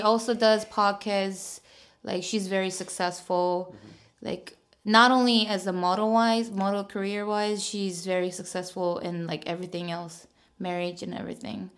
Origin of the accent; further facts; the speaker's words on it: South Korea; now in Seoul, South Korea; I'm from like very countryside, so mm-hmm. like whenever I go back to my hometown